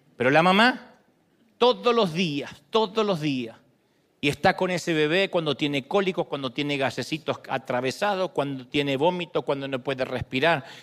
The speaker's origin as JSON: {"language": "Spanish", "country": "Argentina", "moved": "yes", "said": "yo soy argentino"}